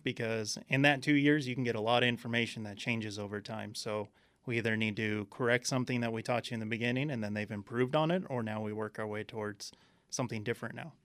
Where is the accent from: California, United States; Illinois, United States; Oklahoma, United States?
California, United States; Southern; moved away as an adult; now in Arizona, United States; I came from Southern California. born and raised out there